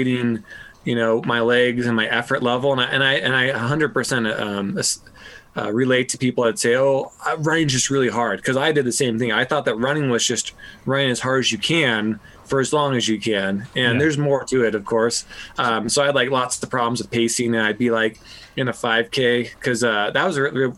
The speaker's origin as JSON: {"language": "English", "town": "Los Angeles", "region": "California", "country": "United States", "tie": "born or raised there", "said": "I grew up right on the beach by LAX, which is the airport in LA, a little town called Playa del Rey"}